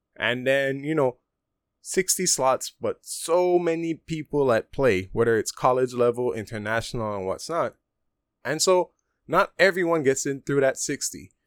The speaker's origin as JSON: {"language": "English", "town": "Punta Gorda", "region": "Toledo District", "country": "Belize", "tie": "born or raised there", "moved": "as an adult", "lives_now": "Taiwan", "said": "P G, which is my hometown, Punta Gorda"}